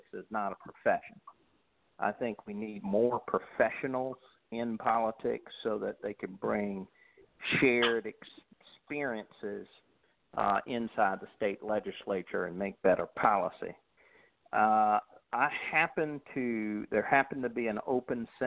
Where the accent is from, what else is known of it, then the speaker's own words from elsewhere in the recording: Columbia, South Carolina, United States; also born or lived in Atlanta, Georgia; I'm from Columbia, South Carolina, which is the capital of South Carolina.